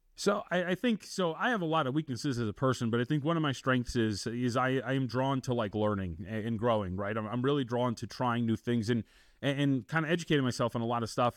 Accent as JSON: {"language": "English", "town": "Las Vegas", "region": "Nevada", "country": "United States", "tie": "born or raised there", "also_born_or_lived": "Santa Ana, California / Texas", "said": "I grew up out here in Las Vegas"}